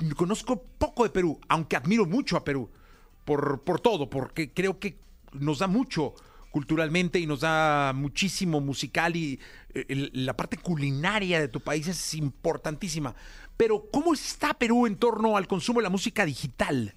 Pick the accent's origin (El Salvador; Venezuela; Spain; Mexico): Mexico; Guadalajara, Jalisco; moved away; yo soy de Guadalajara, yo nací en la Ferrocarril